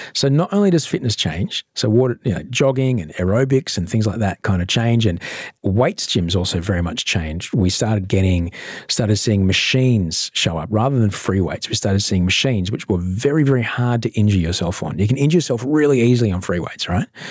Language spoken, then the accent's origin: English; Brisbane, Queensland, Australia; I grew up in a suburb called Chapel Hill